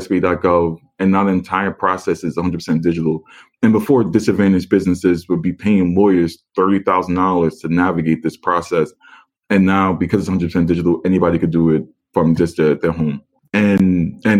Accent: New York City, New York, United States; moved away as an adult; I'm born and raised in Staten Island, never lived anywhere else.

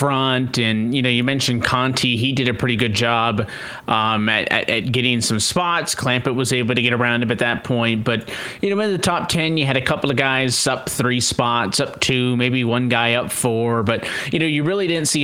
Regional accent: Canada; being Canadian

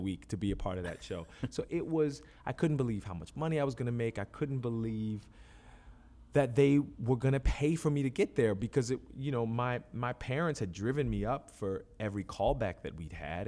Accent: Philadelphia, Pennsylvania, United States; also born or lived in New York; I was born in New York, raised in Philadelphia.

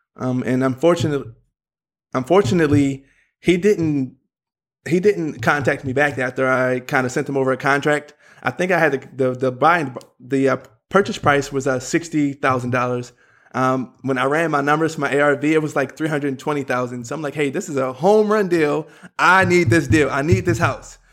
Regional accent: Philadelphia, Pennsylvania, United States; I'm from Philadelphia

